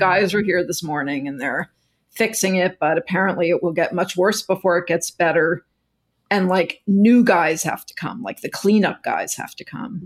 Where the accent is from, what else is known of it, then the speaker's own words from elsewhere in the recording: Texas, United States; moved away as an adult; now in New York, United States; I grew up in Texas